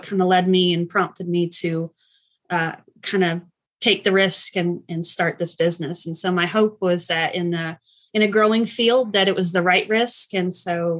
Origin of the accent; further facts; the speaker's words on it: Asheville, North Carolina, United States; I live in Asheville currently, and I've kind of lived here off and on for most of my life. So I consider it my hometown, even though I wasn't born here